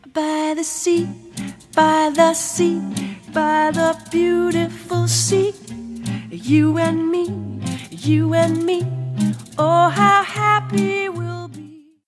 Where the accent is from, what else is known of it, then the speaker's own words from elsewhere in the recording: Iowa, United States; my home state of Iowa.